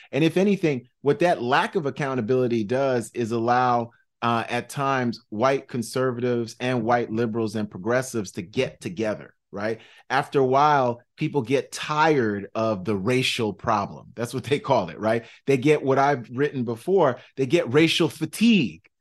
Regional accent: New York City, New York, United States; also born or lived in Manhattan / Brooklyn; I'm from South Side, Jamaica, Queens, you know, born in Manhattan, toddlered in Brooklyn and raised in Queens. So I'm New York City just through and through.

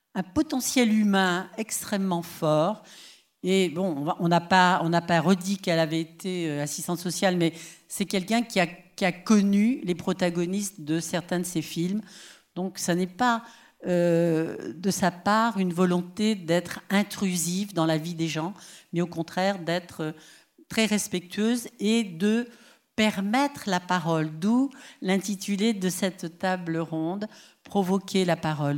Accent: Paris, Île-de-France, France; chez nous à Paris

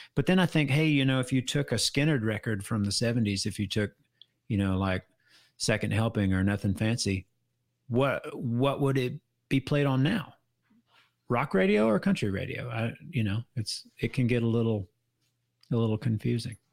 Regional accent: United States; I'm an American through and through, but while my heritage is, is Irish

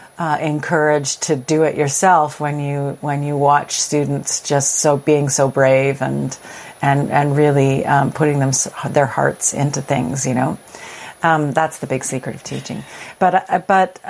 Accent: Edmonton, Alberta, Canada; now in Toronto, Canada; I grew up in Edmonton, Alberta

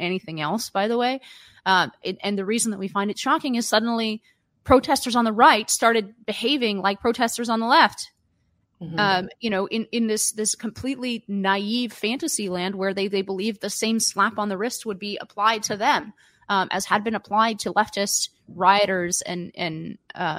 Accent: California, United States; moved away; as a Californian or former Californian

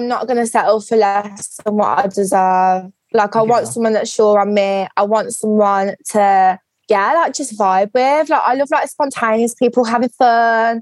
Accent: Birmingham, West Midlands, United Kingdom; my home girls from Brum

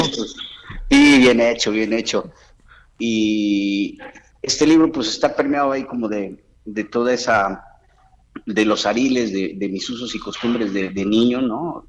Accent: Acayucan, Veracruz, Mexico; moved away; la pandemia me regresó a mi pueblo, a Veracruz, a Cayucan, Veracruz

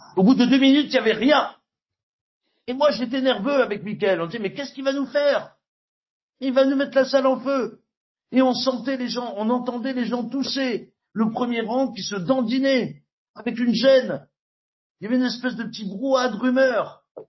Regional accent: Nouvelle-Aquitaine, France; ma région d'origine en Aquitaine

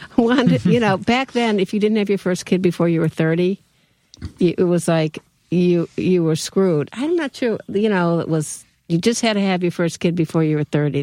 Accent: University Heights, Ohio, United States; I'm from University Heights

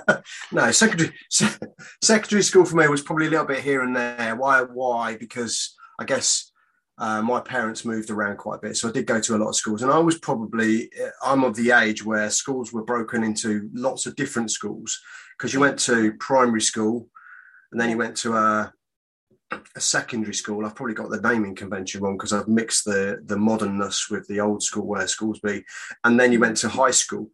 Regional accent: Leicestershire, East Midlands, United Kingdom; also born or lived in Great Easton; I'm sort of from Leicestershire

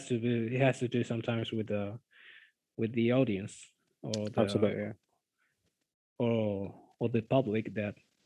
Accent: Argentina; English is a second language; I'm from Argentina

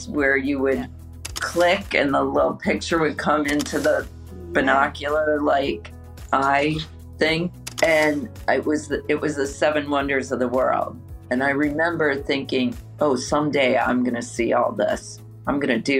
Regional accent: Midwest Illinois, United States; now in New York City, United States; Being from the Midwest

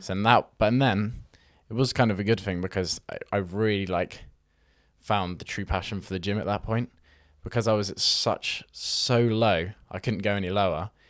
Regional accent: Weymouth, South West England, United Kingdom; I'm from a fo-, small town in Weymouth

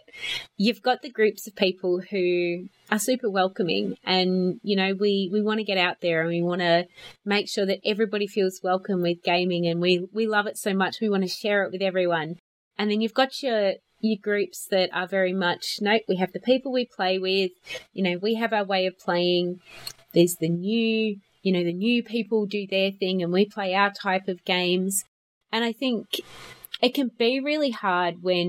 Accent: South Australia, Australia; now in Melbourne, Australia; I lived in Western Australia for almost 2 years. I'm from South Australia

